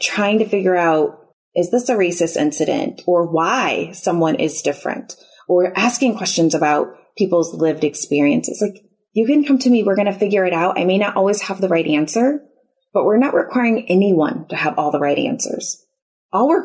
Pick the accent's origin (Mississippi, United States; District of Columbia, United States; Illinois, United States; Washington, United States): Illinois, United States; Chicago; moved away as an adult; now in Houston, United States; we're originally from the Chicago area